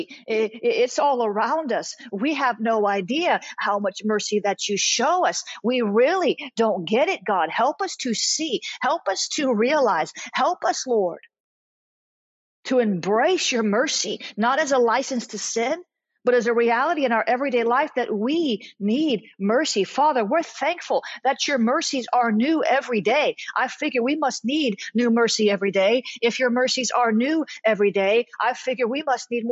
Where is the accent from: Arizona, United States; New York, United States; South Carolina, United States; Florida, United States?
Florida, United States; South; I'm from the South. I'm not Southern. I'm from South Florida, so it's not like the rest of the South